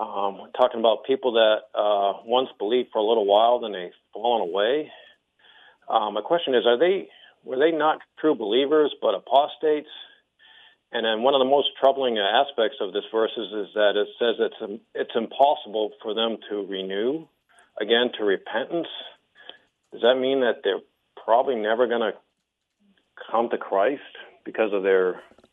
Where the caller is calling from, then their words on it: Florida, United States; I'm calling from Florida.